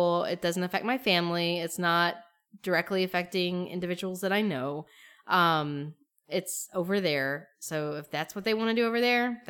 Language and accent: English; Appalachia, United States; growing up in Appalachia was related to queerness